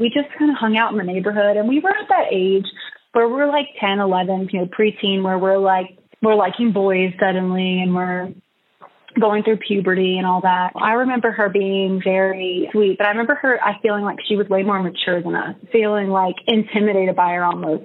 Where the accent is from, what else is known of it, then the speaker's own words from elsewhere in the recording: Gonzales, Louisiana, United States; moved away as an adult; also born or lived in New Jersey / New Orleans; now in Colorado, United States; Louisiana doesn't have counties, we have parishes. Essentially, I grew up in Ascension Parish.